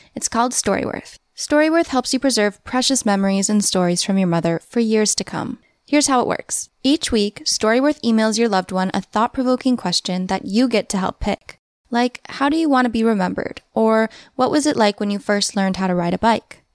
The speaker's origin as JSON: {"language": "English", "region": "Massachusetts", "country": "United States", "tie": "born or raised there", "said": "I was born in Massachusetts"}